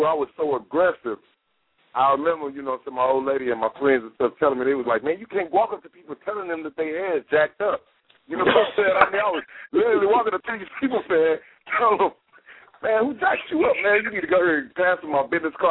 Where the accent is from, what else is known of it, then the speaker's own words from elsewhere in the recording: Southern Illinois, United States; I'm from Southern Illinois, right? I'm from Southern Illinois